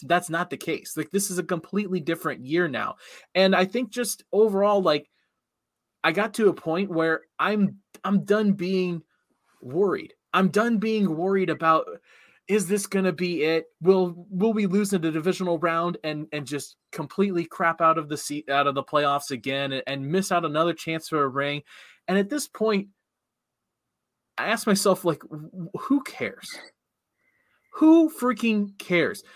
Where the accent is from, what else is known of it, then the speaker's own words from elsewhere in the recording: Cincinnati area, Ohio, United States; moved away; I grew up in Cincinnati country. I know a lot of Bengals fans, went to school with a lot of them